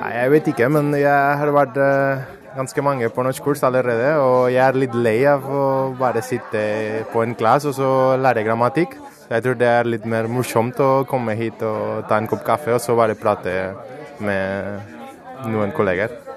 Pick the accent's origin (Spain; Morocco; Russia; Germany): Spain; Barcelona, Catalonia; Norwegian is a second language; moved away as an adult; now in Norway; Jeg kommer fra Spania, fra Barcelona